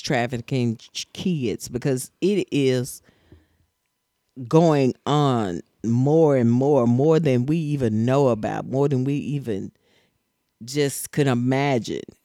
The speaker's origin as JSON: {"language": "English", "region": "Tennessee", "country": "United States", "said": "I'm from Tennessee"}